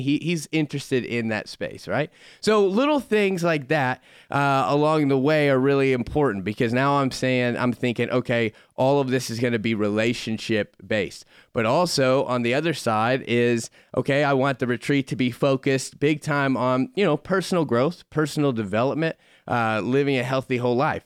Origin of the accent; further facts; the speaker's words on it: Florida, United States; moved away; I grew up in Florida